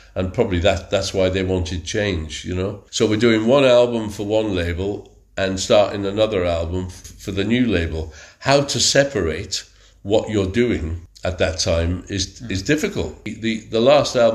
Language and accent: English; Wrexham, Wales, United Kingdom; my hometown is Wrexham